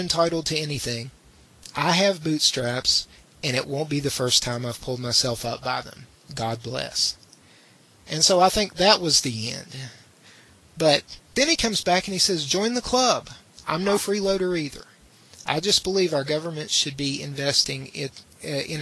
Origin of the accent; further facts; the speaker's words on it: West Virginia, United States; my hometown.